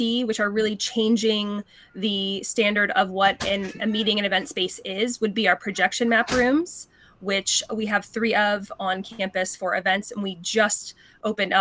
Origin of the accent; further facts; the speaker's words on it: East Coast, United States; now in Las Vegas, United States; I come from the East Coast. I've been in Vegas for coming up on a decade